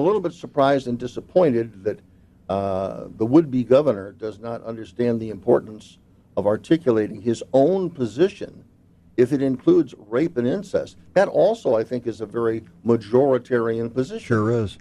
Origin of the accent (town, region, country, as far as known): Chicago, Illinois, United States